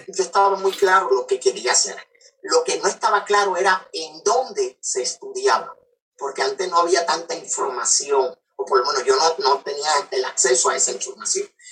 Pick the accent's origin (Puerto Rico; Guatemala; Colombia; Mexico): Puerto Rico; Ponce; also born or lived in Coamo, Puerto Rico; yo soy natural de Ponce, Puerto Rico, y adoptado en la ciudad de Coamo, Puerto Rico.